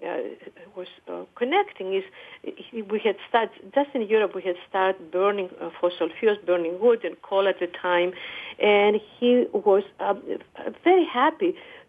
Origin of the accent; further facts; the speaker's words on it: Greece; now in United States; I come from Greece